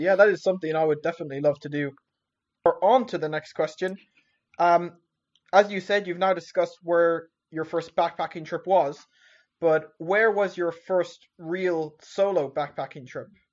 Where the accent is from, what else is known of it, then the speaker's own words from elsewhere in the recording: southwest coast of Ireland, Munster, Ireland; I grew up in a small uh, village in the southwest coast of Ireland